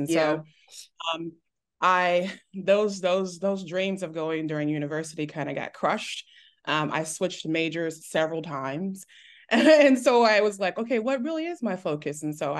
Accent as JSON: {"language": "English", "region": "Texas", "country": "United States", "tie": "born or raised there", "also_born_or_lived": "Detroit, United States / Germany / North Carolina, United States", "said": "I was born in Detroit, moved to Germany right after I was born, moved to North Carolina. And then I call myself a Texas native because"}